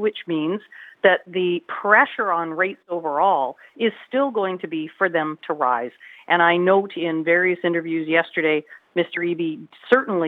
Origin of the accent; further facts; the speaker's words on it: British Columbia, Canada; we as British Columbians